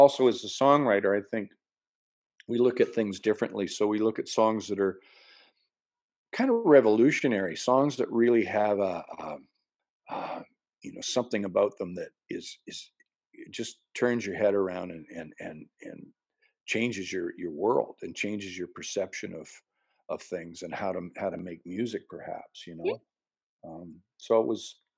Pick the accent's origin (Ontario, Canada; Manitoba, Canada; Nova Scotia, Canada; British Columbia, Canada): Manitoba, Canada; Lynn Lake; up to my hometown of Lynn Lake, Manitoba, where I was born